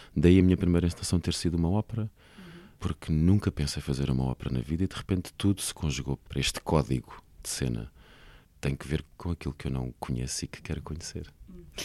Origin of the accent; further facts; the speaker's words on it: Alhandra, Lisbon, Portugal; eu fui criado em Alhandra, uma pequena vila de pescadores no Conselho de Vila Franca de Xira